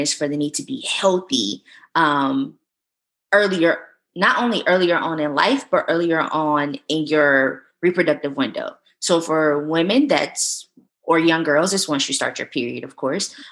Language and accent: English; the South, United States; I'm from the South